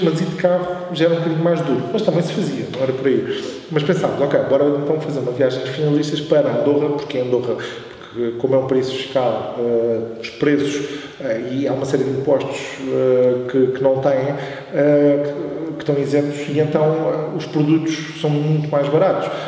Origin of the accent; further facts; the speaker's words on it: Oeiras, Lisbon, Portugal; also born or lived in Coimbra; eu sempre morei aqui na linha